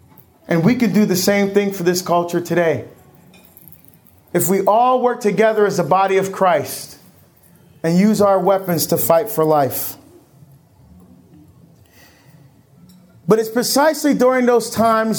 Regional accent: Pacific Northwest, Washington, United States; I'm from the Pacific Northwest. And I was speaking in a town near Seattle in our state of Washington

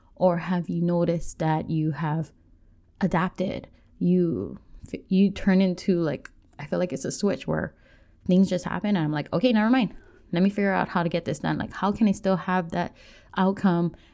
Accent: Oahu, North Shore, Hawaii, United States; I grew up on Oahu, on the North Shore

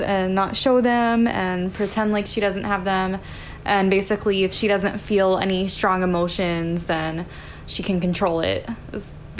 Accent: Alabama, United States; I'm from Alabama. So I never really experienced snow.

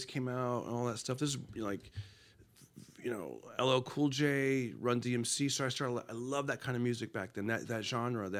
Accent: Fresno, California, United States; born or raised there; moved away as an adult; now in Los Angeles, United States

